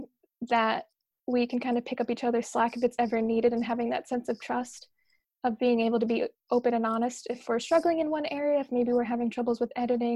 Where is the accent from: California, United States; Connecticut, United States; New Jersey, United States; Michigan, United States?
Connecticut, United States; Bethel; moved away as an adult; also born or lived in New York City; I'm from Bethel, Connecticut, which is just kind of over the border from New York